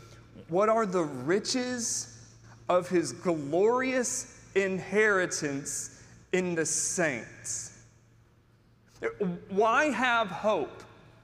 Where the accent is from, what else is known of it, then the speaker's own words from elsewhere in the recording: Tennessee, United States; Tennesseans are in love deeply with Dolly Parton. She is the matron saint of the state of Tennessee. We are all from Dolly.